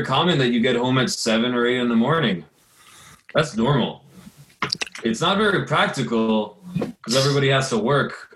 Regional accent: United States; also born or lived in Los Angeles, California; I grew up right outside of New York

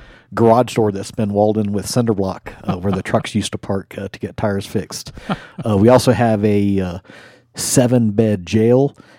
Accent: Colorado Springs, Colorado, United States; also born or lived in Germany / Washington, D.C. / Omaha / Oklahoma City; Well, I was born in Germany. My dad was in the Air Force, and we moved to Washington, D.C., and then Colorado Springs is kind of where I grew up.

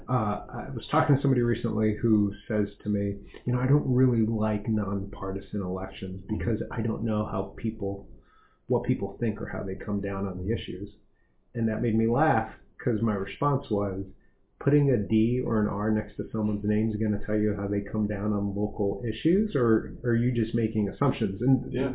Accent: Las Vegas, Nevada, United States; now in Montgomery County, United States; I grew up in Las Vegas

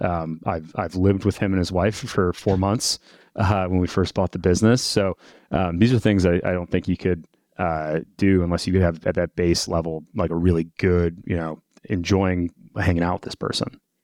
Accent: Detroit, Michigan, United States; I'm from Detroit originally, um, come from an automotive family

